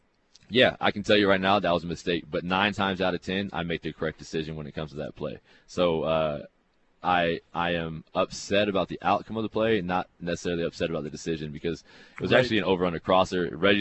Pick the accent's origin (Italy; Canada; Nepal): Canada; especially being Canadian, it's our Canadian ratio gets moved around so often